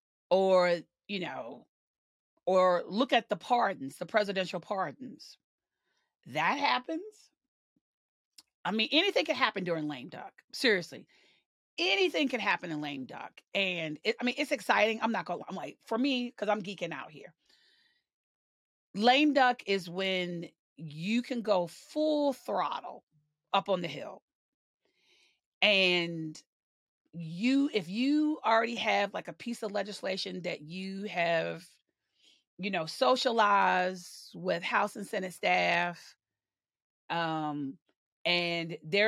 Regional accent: the South, United States; because I'm a Southerner and I'm proud to be a Southerner. But those of us in the South, we call people touched.

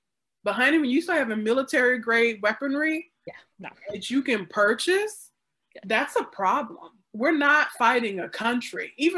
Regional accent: the South, United States; I grew up in the South. My grandpa had guns.

